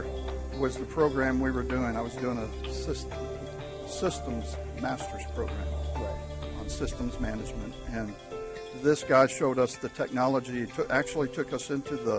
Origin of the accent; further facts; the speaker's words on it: St. Louis, Missouri, United States; Pretty much inland my whole life growing up in St. Louis, Missouri.